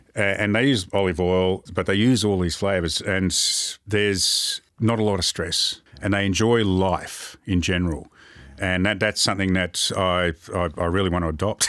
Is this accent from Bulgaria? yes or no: no; Moorabbin, Victoria, Australia; also born or lived in Port Lincoln, South Australia; I grew up in Moorabbin.